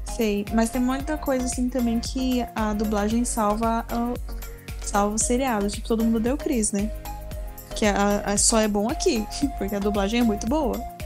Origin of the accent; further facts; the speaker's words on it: Brazil; eu sou brasileira.